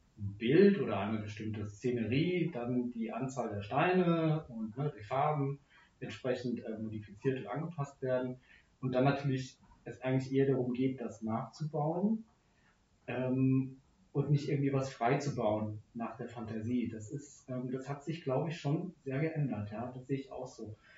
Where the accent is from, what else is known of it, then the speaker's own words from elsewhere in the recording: Frankfurt area, Hesse, Germany; Ich bin dann nicht in Frankfurt groß geworden, sondern äh, im, im, Umland